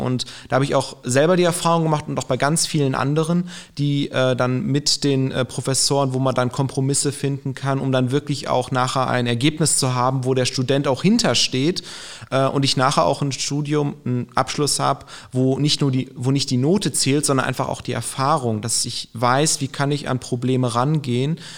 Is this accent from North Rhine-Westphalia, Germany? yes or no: yes; Aachen, North Rhine-Westphalia, Germany; moved away as an adult; now in Gelsenkirchen, Germany; ich gebürtig aus Aachen komme